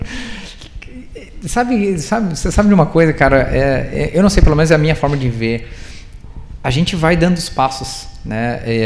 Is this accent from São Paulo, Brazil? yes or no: no; Rio Grande do Sul, Brazil; moved away; also born or lived in Curitiba; Eu sou gaúcho